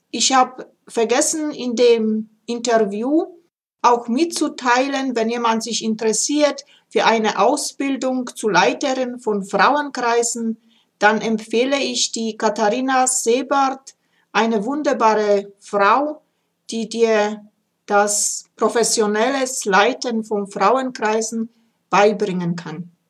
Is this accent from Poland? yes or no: yes; Upper Silesia, Poland; ich bin in Oberschlesien also geboren und äh, da war also, wenn ich so ein kleines Kind war, sieben, acht, da kann ich mich noch ganz gut erinnern.